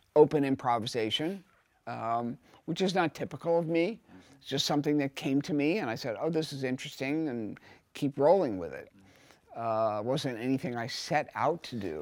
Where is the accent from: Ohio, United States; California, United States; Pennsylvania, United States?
Ohio, United States; Cincinnati; now in New York, United States; I come from Cincinnati.